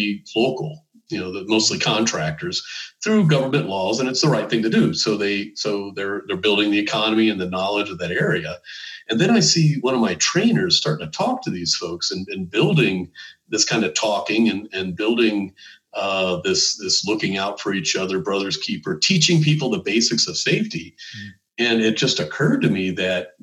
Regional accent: United States; as an American

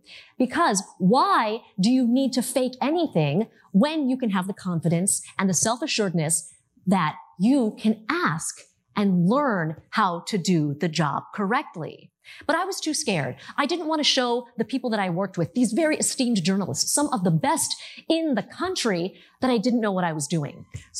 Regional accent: Michigan, United States; also born or lived in Ohio / Connecticut; those awkward moments that I faced as a child growing up in Michigan, Ohio, and Connecticut

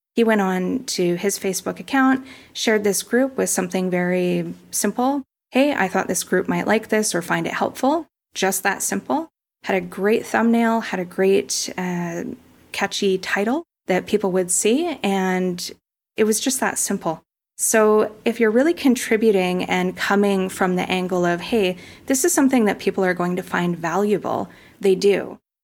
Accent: Kelowna, British Columbia, Canada; moved away as an adult; now in Puerto Vallarta, Mexico; I grew up in Kelowna, British Columbia, Canada, and I've been living in Puerto Vallarta full-time since two thousand sixteen as an expat

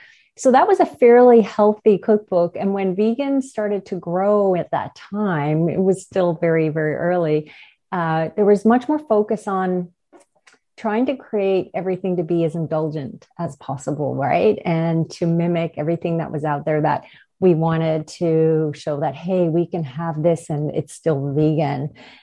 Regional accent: Newfoundland and Labrador, Canada; We are from Newfoundland, and we were in a small town.

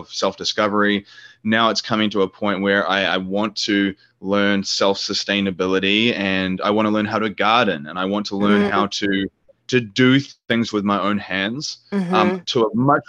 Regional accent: New Zealand; moved away; New Zealand, which is my home country

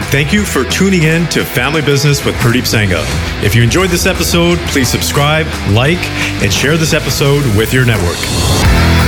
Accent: Canada; I am Canadian

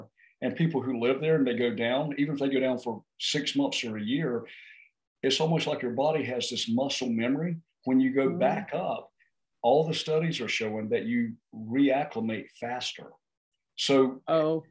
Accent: North Carolina, United States; we're from North Carolina at 500 feet elevation.

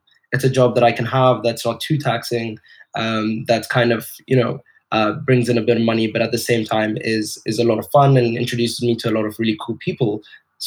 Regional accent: Dubai, United Arab Emirates; moved away as an adult; also born or lived in Edinburgh; I grew up in Dubai, and Dubai is a melting pot of cultures

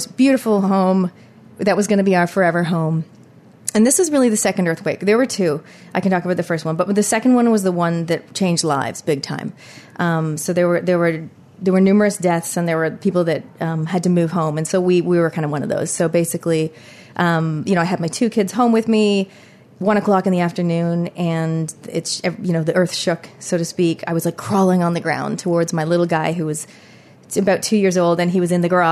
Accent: Canada; accent: Canadian; also born or lived in Christchurch, New Zealand; now in Auckland, New Zealand; So my accent is Canadian. I'm 100% full-blood Kiwi, but I grew up in Canada.

